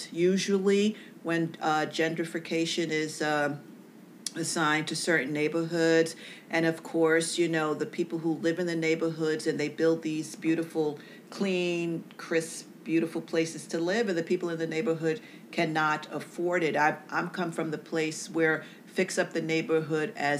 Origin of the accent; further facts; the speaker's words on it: New York City, New York, United States; also born or lived in Bronx, New York City; I grew up in Harlem, and then I moved up to the Bronx